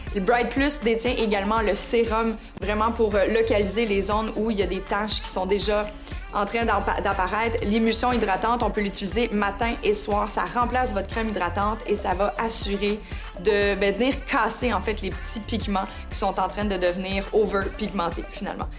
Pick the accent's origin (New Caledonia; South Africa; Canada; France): Canada; chez nous au Canada